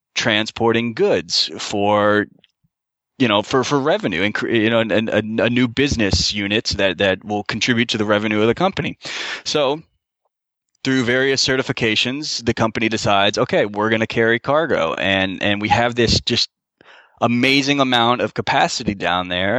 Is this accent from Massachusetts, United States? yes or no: no; Florida, United States; moved away as an adult; also born or lived in Grand Forks, North Dakota; born and raised in Florida